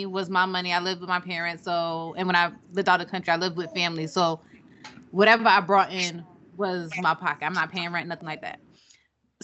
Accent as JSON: {"language": "English", "country": "Jamaica", "said": "I'm Jamaican"}